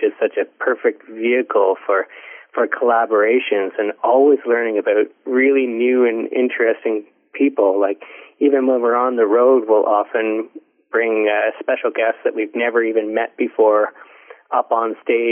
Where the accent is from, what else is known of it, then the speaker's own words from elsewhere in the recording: Ontario, Canada; I grew up in Ontario